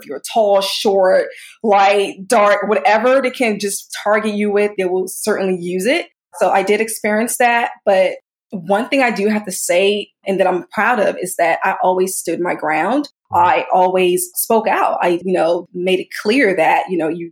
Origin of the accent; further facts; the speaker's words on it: Montgomery County, Maryland, United States; also born or lived in Sierra Leone; I grew up in Maryland. I still reside in Maryland currently